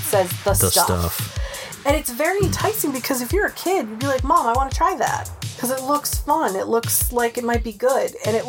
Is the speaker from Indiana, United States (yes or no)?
no; Rhode Island, United States; accent: Rhode Island; I've lost my Rhode Island accent. It comes out when I'm angry. The only time it comes out. But I've lost that accent, so I'm not very good at picking it up. I can do other accents fine, but it's my home state I can't do.